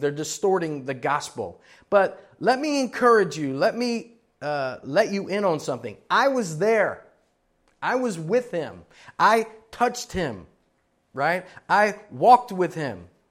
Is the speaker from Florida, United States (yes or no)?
yes; Florida, United States; moved away; also born or lived in Miami, Florida; I was born in Miami, Florida, grew up in Florida and several places up and down in Florida